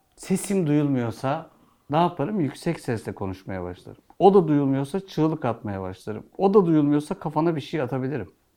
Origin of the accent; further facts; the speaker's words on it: Turkey; Biz Türküz